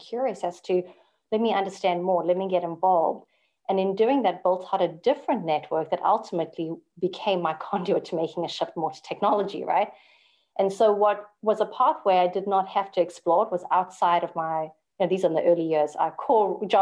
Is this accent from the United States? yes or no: no; South Africa; moved away as an adult; now in Canada; born and bred in South Africa, I immigrated when I was literally 5 days married to my husband.